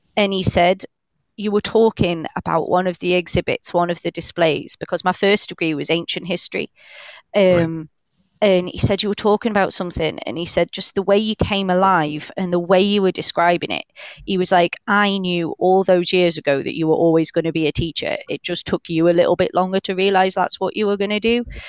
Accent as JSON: {"language": "English", "area": "Cheshire", "region": "North West England", "country": "United Kingdom", "moved": "yes", "lives_now": "North East England, United Kingdom", "said": "I've been here a long time, but I am originally from Cheshire"}